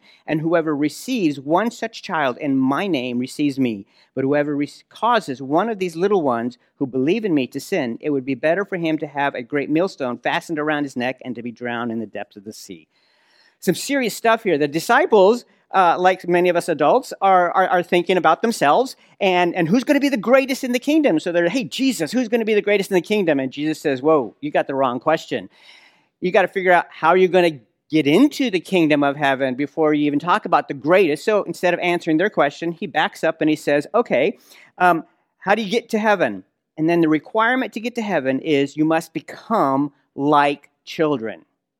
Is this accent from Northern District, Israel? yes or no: yes; Nazareth, Northern District, Israel; marhaba, kif halkum, ana min al-Nasira